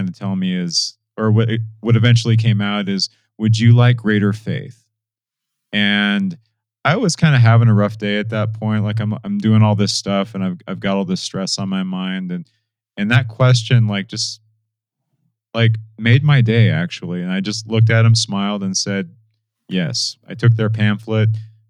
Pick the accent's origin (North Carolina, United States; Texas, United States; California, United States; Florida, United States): California, United States; Southern; also born or lived in Michigan; now in Utah, United States; I grew up in Southern California and I was surrounded by Jehovah's Witnesses all the time